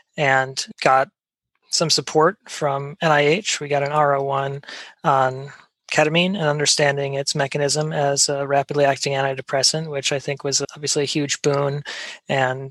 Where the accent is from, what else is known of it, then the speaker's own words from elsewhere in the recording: Wisconsin, United States; I grew up in Wisconsin